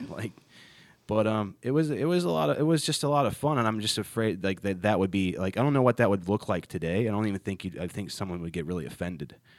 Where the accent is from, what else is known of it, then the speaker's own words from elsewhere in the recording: Ohio, United States; now in Charlotte, United States; my hometown, which is in Ohio